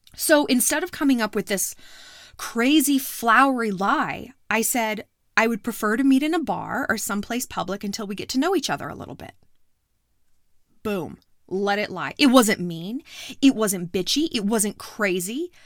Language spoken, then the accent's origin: English; New York, United States; moved away; I'm not from out here, sweetheart. I'm from New York.